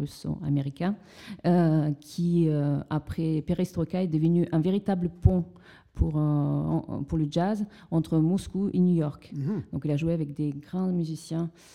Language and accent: French; Nice, Provence-Alpes-Côte d'Azur, France; also born or lived in Russia; je suis artiste franco-russe et je suis niçoise